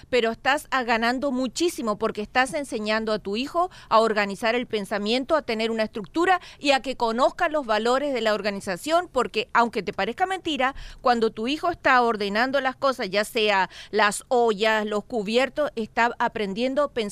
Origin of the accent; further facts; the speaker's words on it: Mexico; Qué pena, qué pena. Como mexicana estoy muy